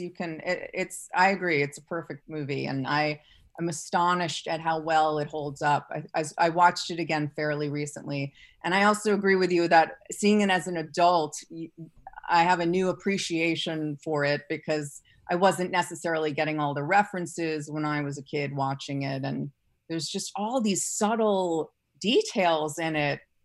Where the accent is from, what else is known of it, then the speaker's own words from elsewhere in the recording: New York City, New York, United States; I grew up in New York City